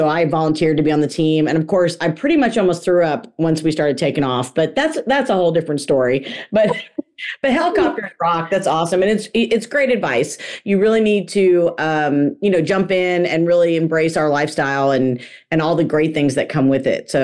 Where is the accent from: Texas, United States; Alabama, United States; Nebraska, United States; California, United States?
Texas, United States; I'm from Texas